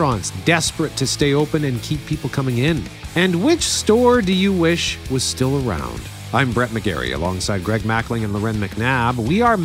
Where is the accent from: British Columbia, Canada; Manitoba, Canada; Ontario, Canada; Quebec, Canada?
Manitoba, Canada; Winnipeg; I'm from Transcona